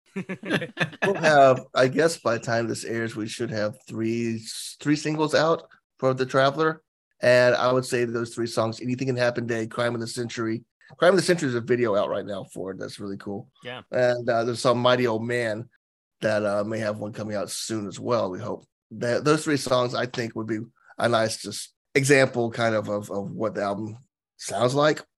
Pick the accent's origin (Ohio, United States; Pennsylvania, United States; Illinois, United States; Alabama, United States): Alabama, United States; I'm from Alabama